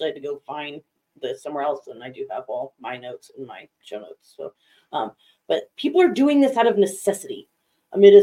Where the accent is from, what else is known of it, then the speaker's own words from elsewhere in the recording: Vail, Colorado, United States; I grew up in Vail